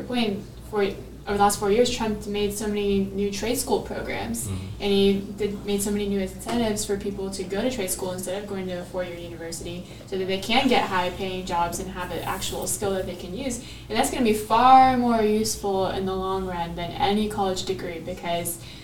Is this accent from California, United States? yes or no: yes; San Diego, California, United States; moved away; I'm coming from San Diego